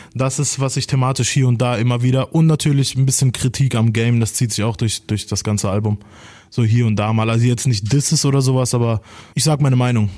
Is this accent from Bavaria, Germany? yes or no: no; Baden-Baden, Baden-Württemberg, Germany; ich bin auch hier aus dem Süden tatsächlich. Ich wohne in Baden-Baden.